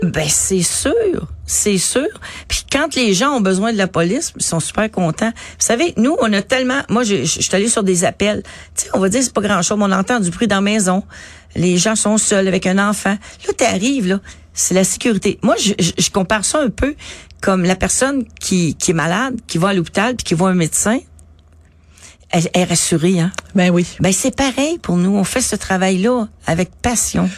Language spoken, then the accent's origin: French; Montreal, Quebec, Canada; où j'habitais à Montréal Nord